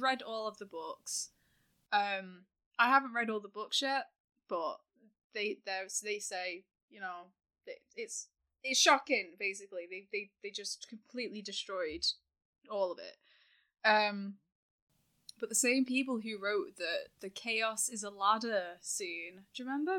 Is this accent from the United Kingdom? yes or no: yes; town between Manchester and Liverpool, North West England, United Kingdom; accent: hybrid Manc/Scouse, sounds more Liverpool; moved away as an adult; now in Manchester, United Kingdom; I'm from a town that's, like, in the middle of those two